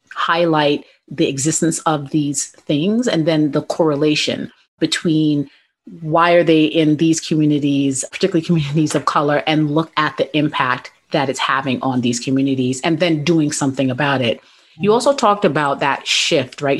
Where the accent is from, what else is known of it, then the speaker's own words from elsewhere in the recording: New York City, New York, United States; I grew up in the South Bronx